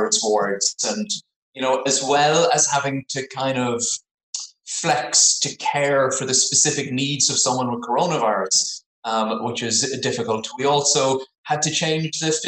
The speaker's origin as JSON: {"language": "English", "town": "Cork", "region": "Munster", "country": "Ireland", "also_born_or_lived": "Dublin, Ireland / Oxford, England", "moved": "as an adult", "lives_now": "South West England, United Kingdom", "said": "I'm from Cork. I did all my training in Ireland, Cork, Dublin, Oxford, and then moved over to live in southwest of England"}